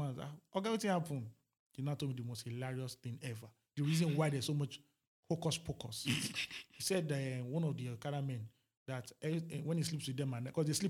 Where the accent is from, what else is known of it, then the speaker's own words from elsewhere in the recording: Nigeria; as a Nigerian